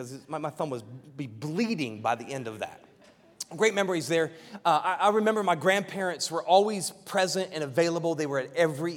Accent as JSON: {"language": "English", "town": "Piqua", "region": "Ohio", "country": "United States", "tie": "born or raised there", "moved": "as an adult", "said": "I grew up in Ohio, from Ohio, the great state of Ohio"}